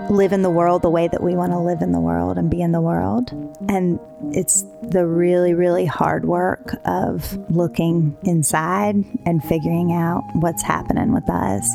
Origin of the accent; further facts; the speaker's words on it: North Carolina, United States; moved away as an adult; now in Los Angeles, United States; across the country from North Carolina Uh, so I grew up in the South